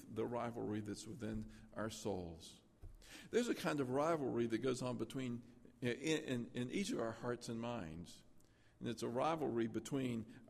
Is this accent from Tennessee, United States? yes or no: yes; Tennessee, United States; I grew up in Tennessee